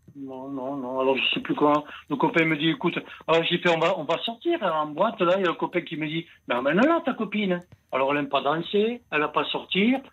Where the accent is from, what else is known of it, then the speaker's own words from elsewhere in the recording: Italy; je suis un Italien